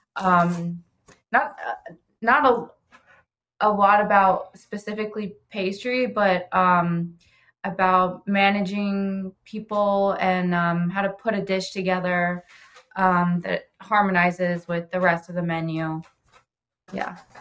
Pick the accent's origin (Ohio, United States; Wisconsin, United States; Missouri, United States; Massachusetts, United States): Ohio, United States; Oxford; now in Cincinnati, United States; I'm originally from Oxford. Ohio, and moved to Cincinnati for pastry school